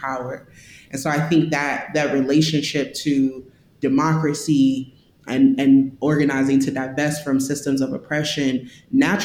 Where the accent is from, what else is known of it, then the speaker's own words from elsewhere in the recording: St. Louis, Missouri, United States; I grew up in St. Louis. I'm from St. Louis. I was born here